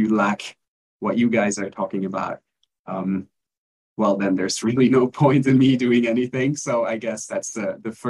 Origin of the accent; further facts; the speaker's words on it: Belgium; now in Mexico; I'm originally from Belgium, but I'm currently living in Mexico